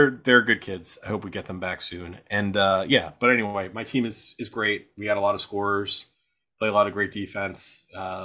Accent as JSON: {"language": "English", "town": "Philadelphia", "region": "Pennsylvania", "country": "United States", "said": "I'm from Philly."}